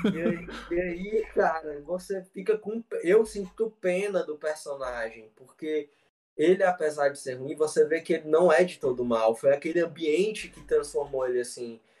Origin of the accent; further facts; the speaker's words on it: interior of Ceará, Brazil; Eu sou do interior do Ceará, uma cidade muito